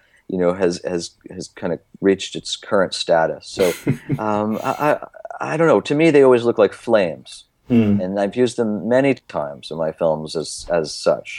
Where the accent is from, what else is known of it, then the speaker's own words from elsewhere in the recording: New Jersey, United States; I grew up in New Jersey